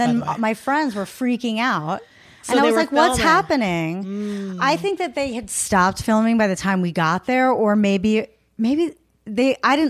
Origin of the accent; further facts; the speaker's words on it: Long Island, New York, United States; Long Island.